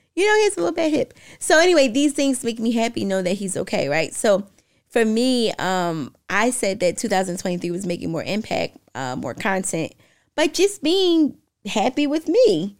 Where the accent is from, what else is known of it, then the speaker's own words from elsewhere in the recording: Philadelphia, Pennsylvania, United States; now in Florida, United States; I'm from Philly.